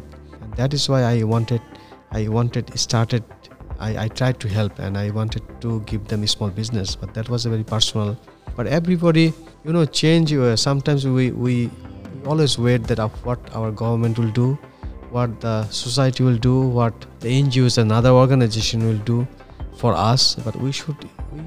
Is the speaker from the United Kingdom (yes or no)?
no; Bangladesh; first language Bangla; English is a second language